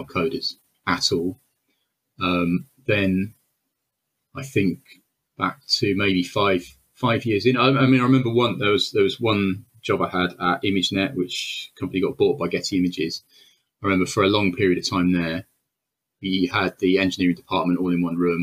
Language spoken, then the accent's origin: English; Wales, United Kingdom; I'm Welsh